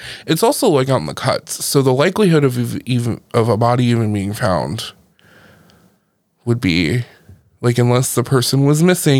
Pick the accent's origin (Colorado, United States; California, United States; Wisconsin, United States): California, United States; I'm from California